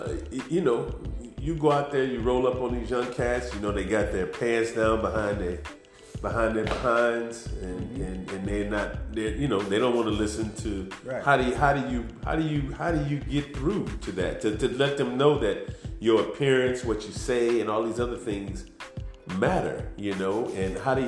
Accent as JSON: {"language": "English", "country": "United States", "said": "I'm still proud to say that I'm an American."}